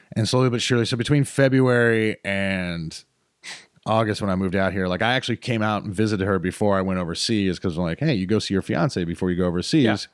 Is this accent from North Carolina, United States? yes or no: yes; High Point, North Carolina, United States; moved away; also born or lived in Greensboro, North Carolina / Winston-Salem, North Carolina; I was born in Greensboro Hospital. I grew up in High Point, and I went to school in Winston-Salem. I am Piedmont Triad through and through